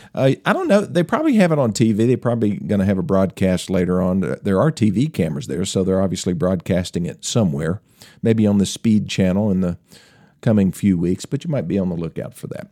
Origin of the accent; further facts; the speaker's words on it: Tennessee, United States; accent: Tennessee; my Tennessee accent